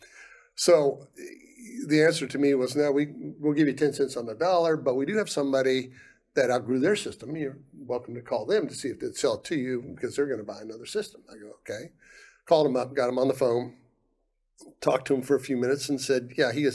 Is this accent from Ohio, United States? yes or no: yes; Ohio, United States; moved away as an adult; also born or lived in Guam; I'm from Ohio. I'm a Buckeye. I went to Ohio State